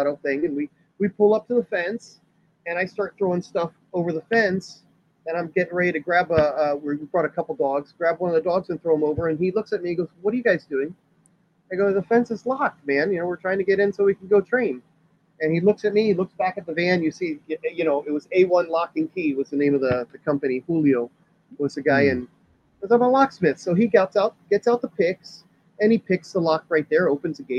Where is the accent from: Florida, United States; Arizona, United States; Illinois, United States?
Florida, United States; Miami; growing up in Miami